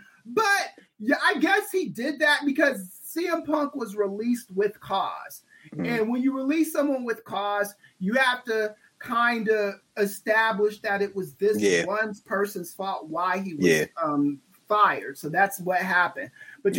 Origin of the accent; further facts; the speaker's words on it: Los Angeles, California, United States; I'm from South Central.